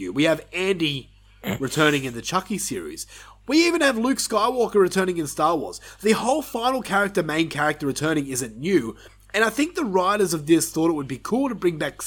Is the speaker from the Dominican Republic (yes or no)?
no; Australia; we're Australian here